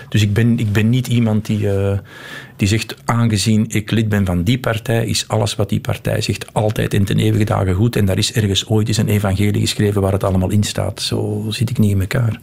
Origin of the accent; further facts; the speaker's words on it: Flanders, Belgium; wij als Vlamingen